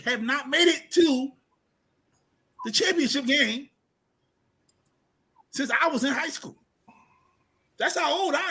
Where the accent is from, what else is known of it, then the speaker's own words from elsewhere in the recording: Baltimore, Maryland, United States; I'm from Baltimore. I love it. I'm proud of it.